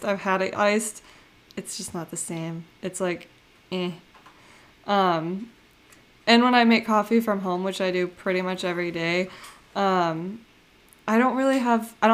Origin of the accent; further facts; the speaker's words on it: Seattle, Washington, United States; moved away; I grew up in Seattle, and so I grew up where Starbucks is